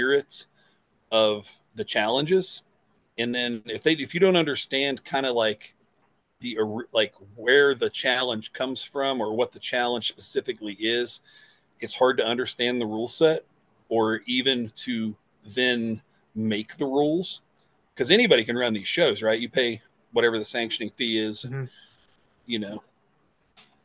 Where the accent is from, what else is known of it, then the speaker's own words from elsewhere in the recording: West Virginia, United States; I'm from West Virginia.